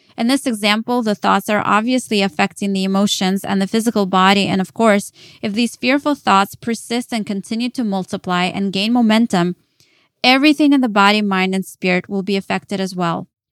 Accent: Dallas, Texas, United States; moved away as an adult; also born or lived in Kyiv, Ukraine; now in New York, United States; I was born in Kyiv, Ukraine. Later, my family moved to Dallas, Texas, and that is where I grew up as a teenager

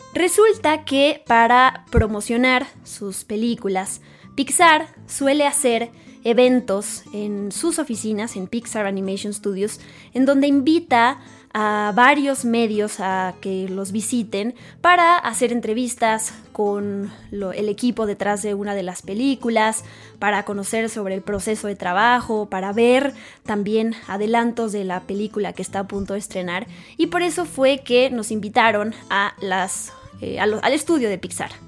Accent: Mexico; yo siendo mexicana

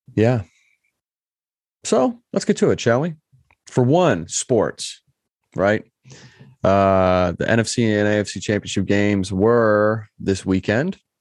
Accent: Michigan, United States; I'm from Michigan

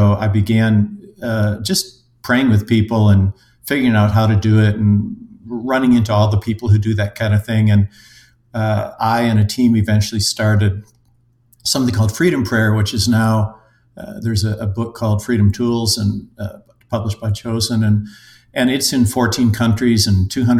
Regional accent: Minnesota, United States; also born or lived in Europe; I'm a Minnesotan engineer by trade, have lived in Europe and various places around

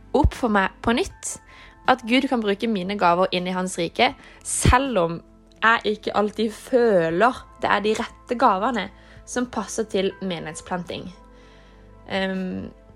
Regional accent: Kristiansand, Agder, Norway; moved away as an adult; now in Oslo, Norway; jeg kommer fra Kristiansand, men jeg studerer i Oslo

